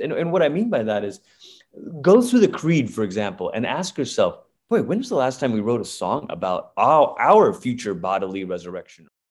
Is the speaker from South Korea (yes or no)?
no; Malaysia; now in United States; I am originally from Malaysia